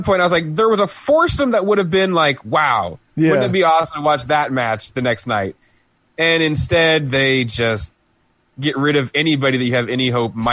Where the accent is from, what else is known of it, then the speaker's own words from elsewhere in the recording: United States; I'm an American